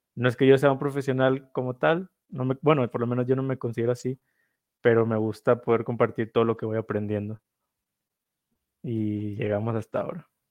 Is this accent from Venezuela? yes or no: no; northern Mexico, Mexico; Yo soy del norte de México, entonces también el sombrero norteño es algo que usamos mucho